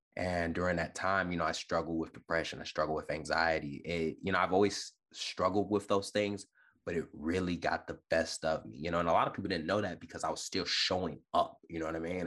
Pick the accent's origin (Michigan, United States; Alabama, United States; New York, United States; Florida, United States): Michigan, United States; Detroit; also born or lived in California; now in Virginia, United States; born and raised in Detroit, Michigan